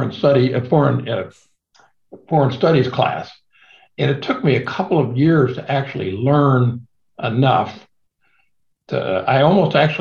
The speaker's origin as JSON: {"language": "English", "region": "Midwest", "country": "United States", "said": "I'm from the Midwest. I was almost 21 before I ever saw a mountain or the ocean."}